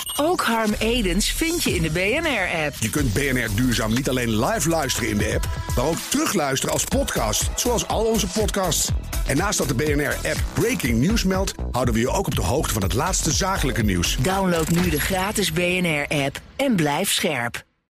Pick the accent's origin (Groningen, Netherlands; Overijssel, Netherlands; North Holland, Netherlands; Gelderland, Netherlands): Groningen, Netherlands; East; moved away as an adult; also born or lived in Amsterdam; Ik kom zelf uit Oost-Groningen.